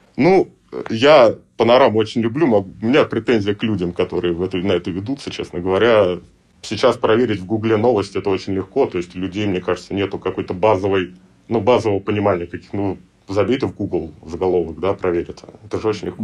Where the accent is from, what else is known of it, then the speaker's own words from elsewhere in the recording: Russia; я из России